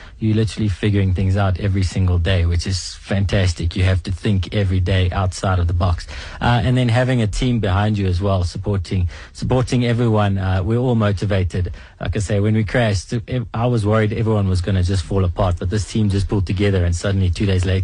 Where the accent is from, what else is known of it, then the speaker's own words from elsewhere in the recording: South Africa; we're South African